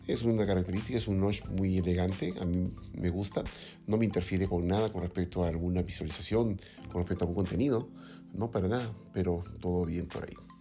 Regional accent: Lima, Peru; yo soy aquí de Lima

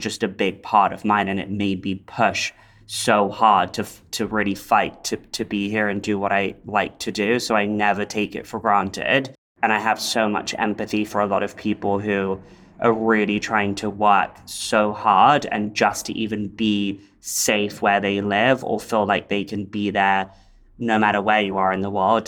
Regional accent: London, United Kingdom; now in Los Angeles, United States; where I grew up in in London

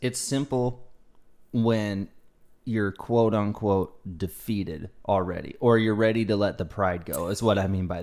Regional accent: the South, United States; also born or lived in California; I grew up in the South

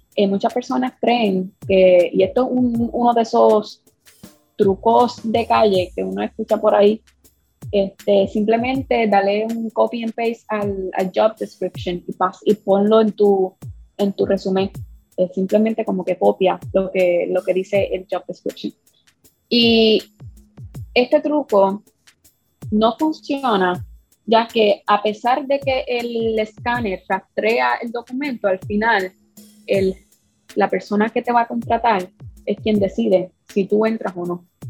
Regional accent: Puerto Rico; yo soy puertorriqueña

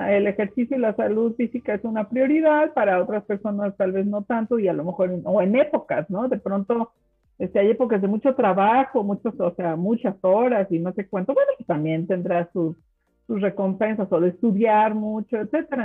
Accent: Mexico; first language German; Spanish is a second language; Como mexicano

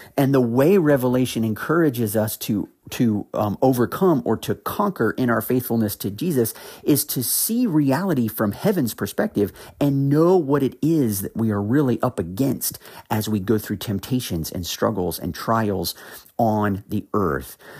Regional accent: Ohio, United States; now in North Carolina, United States; I, I'm from Ohio originally. I, I have actually now lived in North Carolina for several years, but I am originally from the Midwest

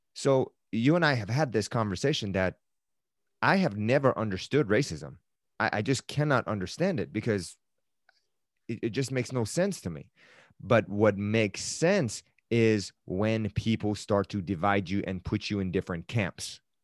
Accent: Tehran, Tehran Province, Iran; moved away; I am originally from Iran and I was born in Tehran.

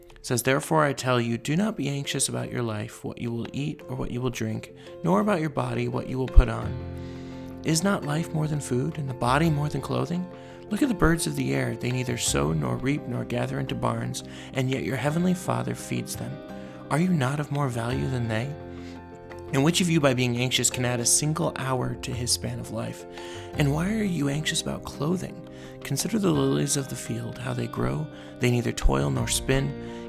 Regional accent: Los Angeles, California, United States; I grew up in Los Angeles

